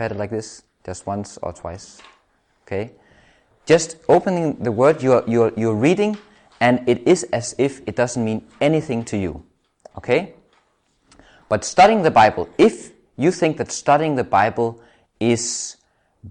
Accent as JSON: {"language": "English", "country": "Denmark", "said": "I'm from Denmark"}